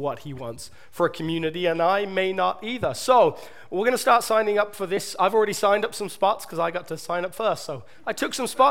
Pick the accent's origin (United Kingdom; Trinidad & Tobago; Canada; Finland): United Kingdom; England; accent: southern British; moved away; my British accent, my southern British that you all love so much